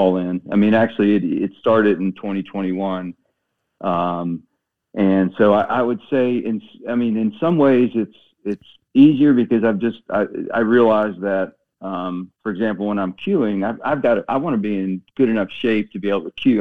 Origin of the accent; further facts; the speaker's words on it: Waldorf, Maryland, United States; moved away as an adult; also born or lived in North Carolina; I grew up in a little town in Maryland, Southern Maryland, called Waldorf